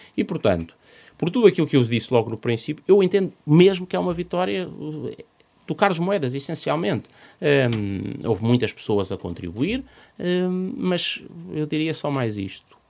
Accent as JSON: {"language": "Portuguese", "town": "Tondela", "region": "Viseu", "country": "Portugal", "said": "no Conselho de Tondela, onde, de onde, de onde sou"}